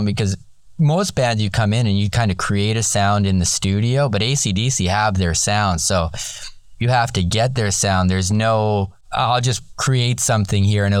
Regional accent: Canada; moved away as an adult; now in Los Angeles, United States; my parents were born in Canada, and I was born in Canada, and been in Los Angeles for 23 years now

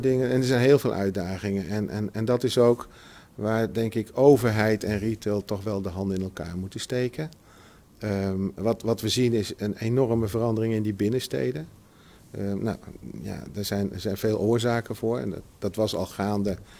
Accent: Utrecht, Netherlands; ik ben, geboren in Utrecht. Dus ik ken Utrecht eh, goed

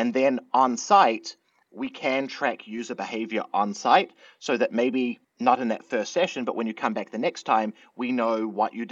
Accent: New Zealand; moved away; I'm originally from New Zealand

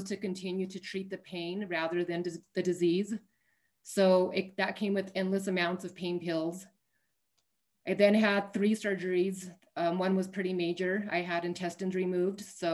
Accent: Albuquerque, New Mexico, United States; I am from Albuquerque, New Mexico, born and raised

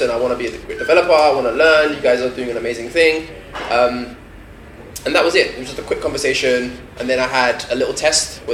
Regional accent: London, United Kingdom; I'm born and raised in London

